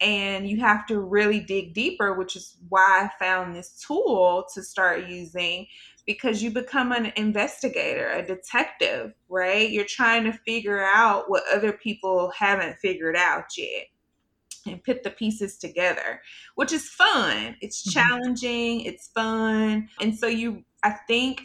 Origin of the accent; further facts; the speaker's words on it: Birmingham, Alabama, United States; now in Alexandria, United States; I am originally from Birmingham, Alabama. Right now, I live in Alexandria, Virginia.